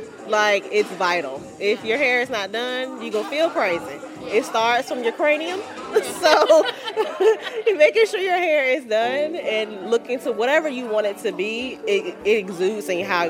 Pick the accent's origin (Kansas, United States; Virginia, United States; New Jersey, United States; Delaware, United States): Virginia, United States; Woodbridge; I am from Woodbridge, Virginia, and I am the fabulous 28.